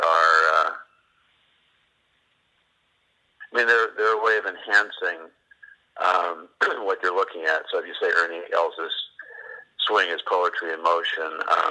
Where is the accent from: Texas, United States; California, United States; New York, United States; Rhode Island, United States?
New York, United States; now in Florida, United States; I'm from New York